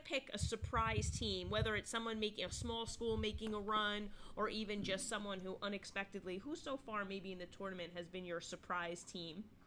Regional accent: Essex County, New Jersey, United States; also born or lived in Morris County, New Jersey; I grew up in Essex County, so I played my sports there, and then I coached in Morris County

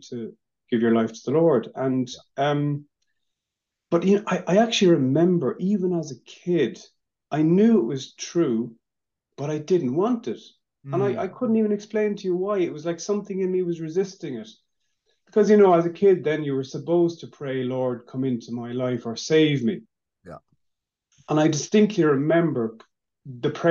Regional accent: Maynooth, Leinster, Ireland; I was born in Maynooth.

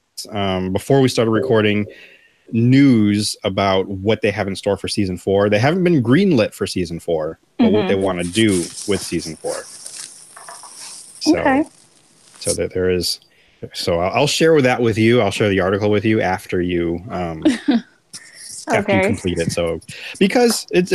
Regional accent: United States; I'm an American

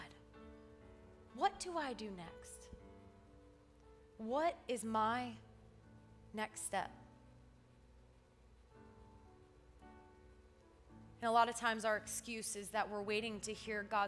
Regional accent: South Florida, United States; I grew up in South Florida

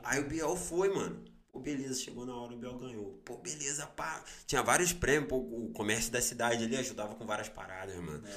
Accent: Barra Mansa, Rio de Janeiro, Brazil; sou de Barra Mansa

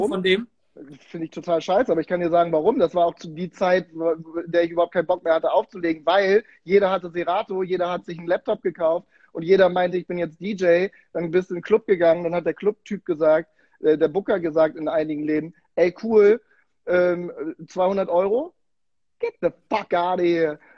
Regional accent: Bremen, Germany; ich komme aus Bremen, ich

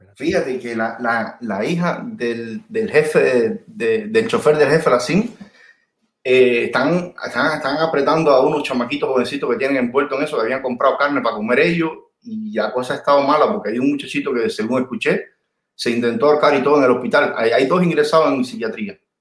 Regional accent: Puerto Padre, Las Tunas, Cuba; yo soy de Puerto Padre

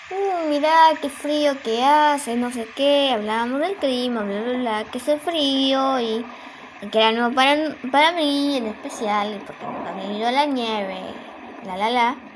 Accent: Argentina; Porque yo soy de Argentina y en Argentina tipo no no suele haber nieve más que pues en la montaña claro

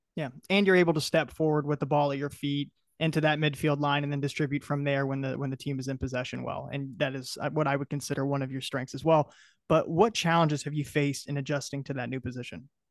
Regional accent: Reynoldsburg, Ohio, United States; I grew up in Ohio as well, um, was like Reynoldsburg Youth Baseball, just outside of Columbus

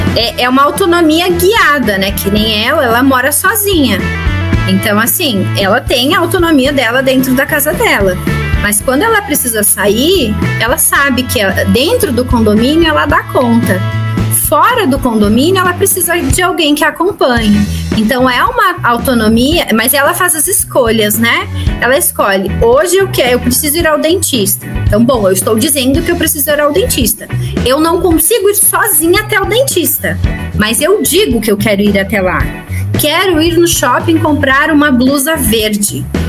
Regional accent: Rio Grande do Sul, Brazil; now in São Paulo, Brazil; eu sou do Rio Grande do Sul, estou morando em São Paulo

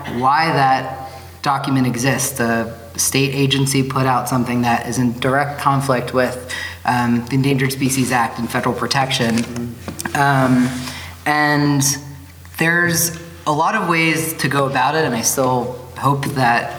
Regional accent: Southern Virginia, United States; now in Bozeman, United States; I grew up in Southern Virginia.

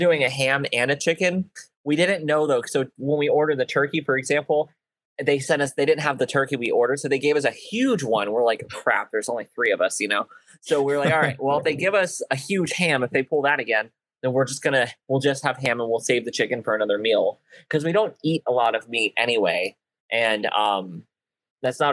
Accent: United States; my hometown of Allen County

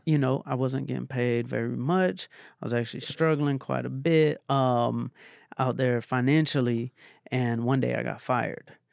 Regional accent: Atlanta, Georgia, United States; I'm from Atlanta

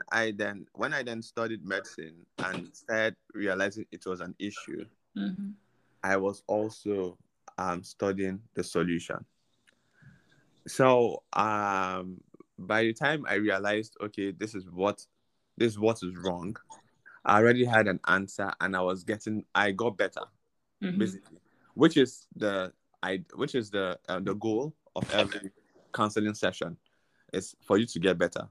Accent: Nigeria; growing up in Nigeria

